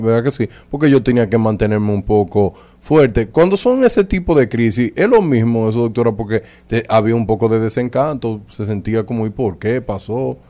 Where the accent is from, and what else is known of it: Dominican Republic